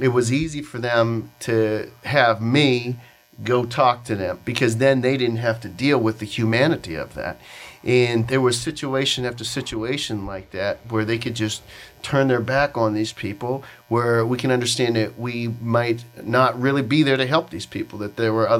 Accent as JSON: {"language": "English", "town": "Pittsburgh", "region": "Pennsylvania", "country": "United States", "said": "I'm from Pittsburgh"}